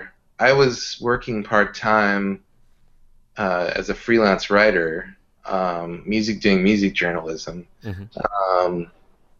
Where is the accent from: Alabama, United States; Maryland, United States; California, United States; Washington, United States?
California, United States; Southern; also born or lived in Santa Cruz / San Francisco; I grew up in Southern California